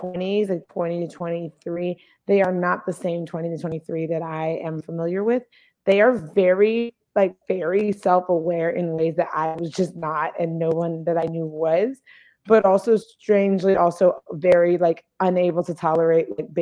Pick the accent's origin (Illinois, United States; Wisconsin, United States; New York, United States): New York, United States; New York City; I'm from Brooklyn, New York